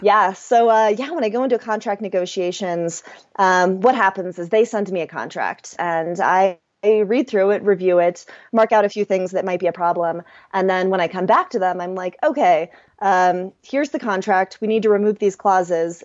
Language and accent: English; Kansas City, Missouri, United States; moved away as an adult; also born or lived in Chiang Mai / Bali / Europe; I'm from Kansas City, so I grew up in the Midwest